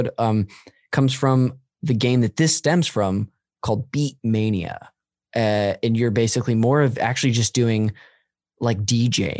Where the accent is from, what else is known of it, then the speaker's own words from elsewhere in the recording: Modesto, California, United States; I'm from Modesto up north